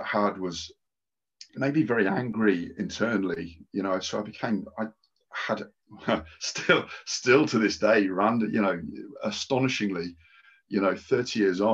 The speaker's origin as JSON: {"language": "English", "town": "Market Deeping", "region": "East Midlands", "country": "United Kingdom", "tie": "born or raised there", "also_born_or_lived": "Peterborough", "said": "I was born in Peterborough Hospital and lived very close. So Peterborough, Lincolnshire."}